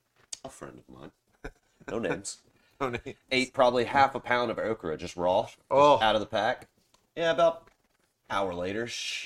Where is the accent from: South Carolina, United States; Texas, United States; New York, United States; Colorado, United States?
South Carolina, United States; Charleston; I'm from Charleston, South Carolina.